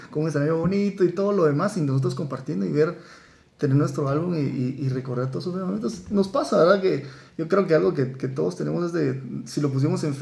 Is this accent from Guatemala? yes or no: yes; Guatemala; cómo nosotros como guatemaltecos vemos